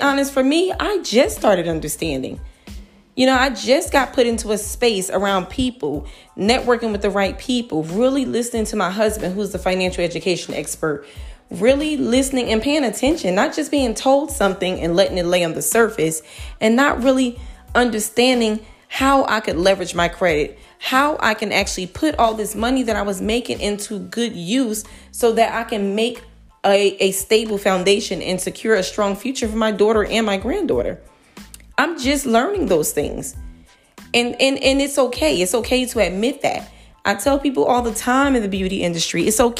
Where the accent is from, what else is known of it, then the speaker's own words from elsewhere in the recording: Newark, New Jersey, United States; I'm from Newark, New Jersey, born and raised